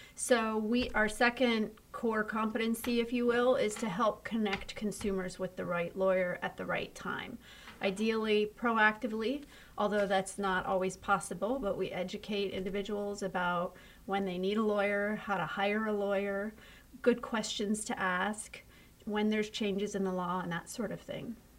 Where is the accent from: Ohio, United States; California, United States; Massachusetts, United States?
Ohio, United States; born or raised there